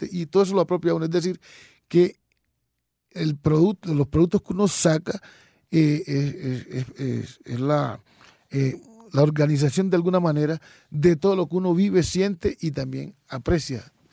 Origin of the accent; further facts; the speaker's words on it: Quito, Pichincha, Ecuador; born there; Sí, yo nací en Quito, en el barrio El Silencio. Es un barrio que hoy en día se puede considerar un barrio musical